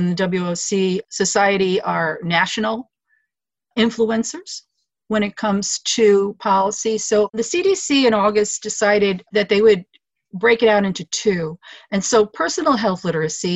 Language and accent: English; New York City, New York, United States; moved away as an adult; now in Capital District, New York, United States; I'm originally from New York City